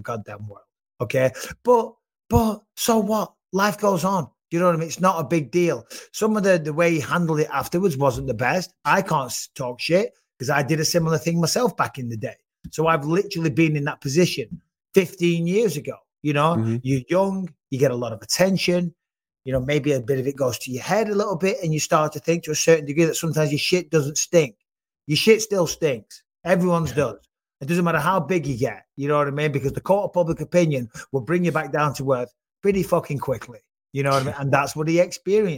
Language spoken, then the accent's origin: English; United Kingdom; I'm British